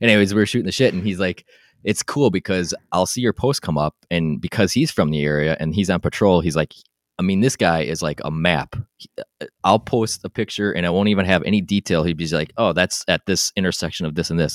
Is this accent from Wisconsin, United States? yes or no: yes; Wisconsin, United States; I'm from Wisconsin